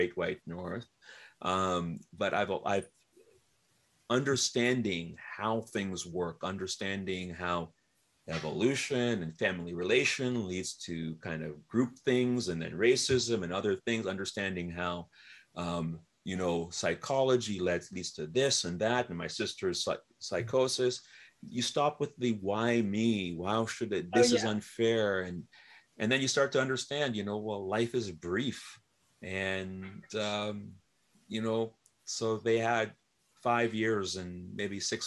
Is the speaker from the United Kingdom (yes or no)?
no; Dominica; moved away; I am from the Commonwealth of Dominica. It's a speck